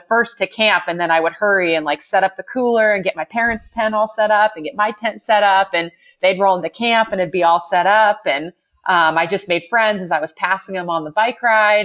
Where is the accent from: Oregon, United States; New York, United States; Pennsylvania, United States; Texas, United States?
Oregon, United States; Bend; I grew up in Bend, Oregon, which is where I live now.